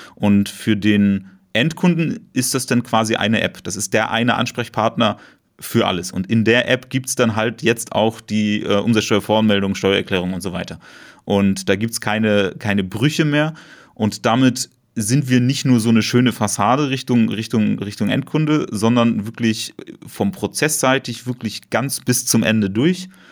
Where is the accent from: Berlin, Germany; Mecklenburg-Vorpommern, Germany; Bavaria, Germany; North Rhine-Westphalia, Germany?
Berlin, Germany; komme ich aus Berlin